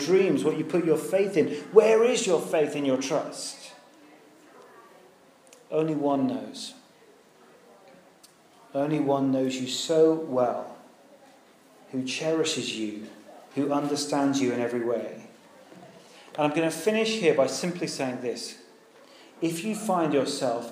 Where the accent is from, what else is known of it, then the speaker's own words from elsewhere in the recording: United Kingdom; We're British